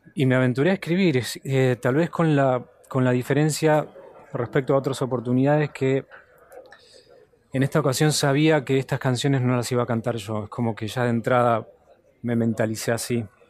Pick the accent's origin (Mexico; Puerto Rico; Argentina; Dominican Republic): Argentina; Buenos Aires; moved away; also born or lived in United States; siempre es mi casa, obviamente. Eh, Buenos Aires es mi ciudad y tengo gran parte de mi familia acá